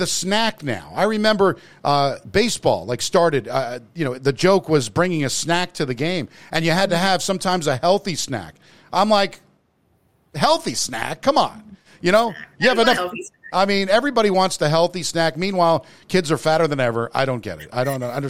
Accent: United States; moved away; also born or lived in New Jersey; I grew up in obviously in New York and New Jersey

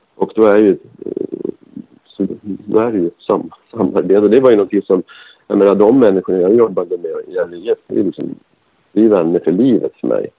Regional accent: Gävle, Gävleborg County, Sweden; Gävle är min hemstad

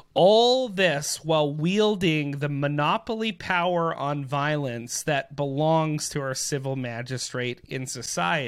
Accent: Canada; as Canadian people

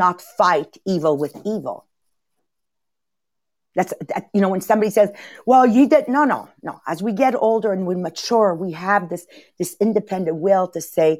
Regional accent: Montreal, Quebec, Canada; I was raised in Montreal North, immigrant family

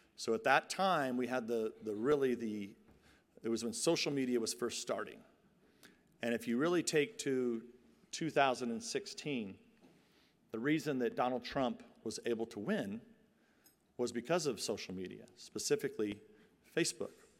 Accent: San Joaquin Valley, California, United States; I come from the San Joaquin Valley

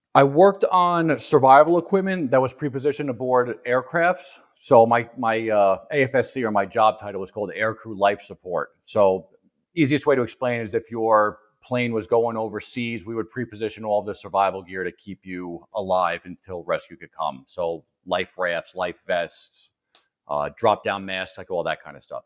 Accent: East Coast, United States; I'm from the East Coast, so I'm not used to elevation

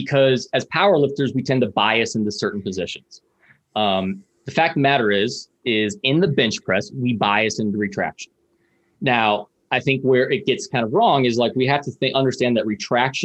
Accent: Springfield, Missouri, United States; from Springfield, Missouri

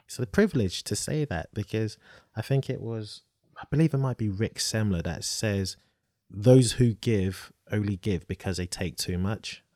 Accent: Nigeria; I'm Nigerian

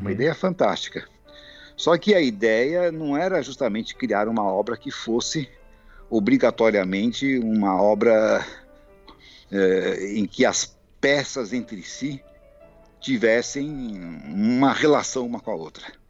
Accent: Brazil; sou brasileiro

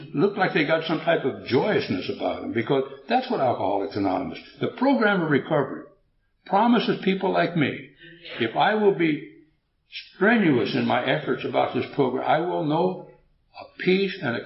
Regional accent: United States; I'm an American and I don't understand much Swedish

